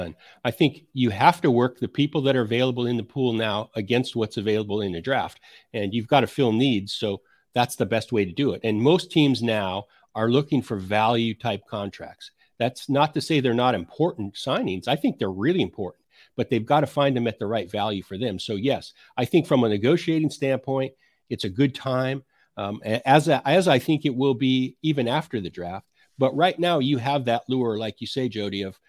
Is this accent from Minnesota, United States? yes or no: no; Idaho, United States; I grew up in Idaho